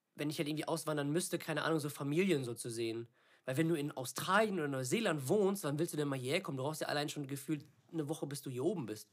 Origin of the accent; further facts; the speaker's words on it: Germany; weil das mein Heimatland ist und ich hier alles habe